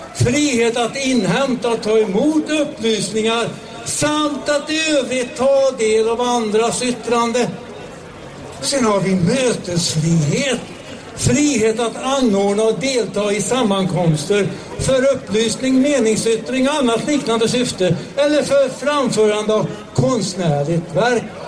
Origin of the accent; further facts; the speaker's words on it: Sweden; vi svenskar